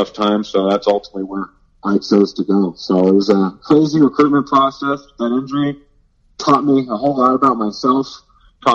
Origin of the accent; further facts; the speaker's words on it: North Canton, Ohio, United States; I was born and raised in North Canton, so just down the road from the Football Hall of Fame